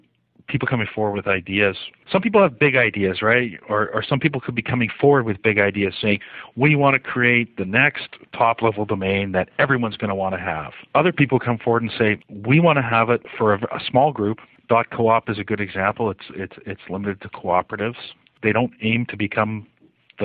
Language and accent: English; Canada; I'm Canadian